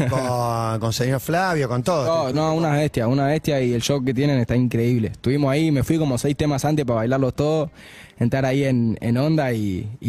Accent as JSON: {"language": "Spanish", "country": "Argentina", "said": "En este disco que es tan argentino y tan como dedicado a mi tierra y a mi gente y a lo que yo siento por esto"}